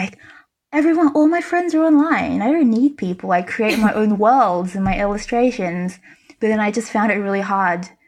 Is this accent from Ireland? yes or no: no; Australia; moved away as an adult; also born or lived in China / New York City, United States; now in Warsaw, Poland; I was born in China. I grew up in Australia, I studied in New York, and now I live in Warsaw, Poland.